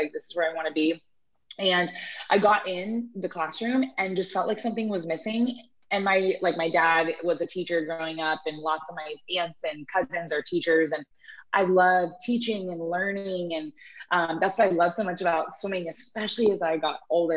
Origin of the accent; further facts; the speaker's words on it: Houston, Texas, United States; I grew up in Houston as well